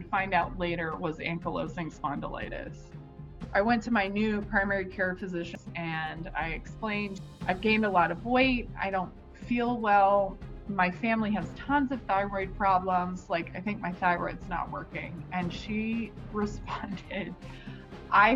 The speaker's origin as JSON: {"language": "English", "region": "Georgia", "country": "United States", "tie": "born or raised there", "also_born_or_lived": "New York", "moved": "yes", "lives_now": "Los Angeles, United States", "said": "I grew up in the South. I grew up in Georgia"}